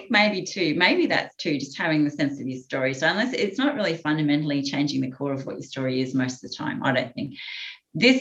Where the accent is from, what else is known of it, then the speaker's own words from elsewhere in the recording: central Queensland, Australia; moved away; I grew up in central Queensland, so I'm not from the Northern Beaches.